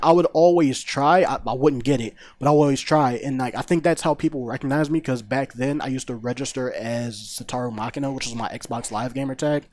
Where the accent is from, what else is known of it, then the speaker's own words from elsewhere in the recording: Philadelphia, Pennsylvania, United States; University Pinball Fortieth Street, um, in my hometown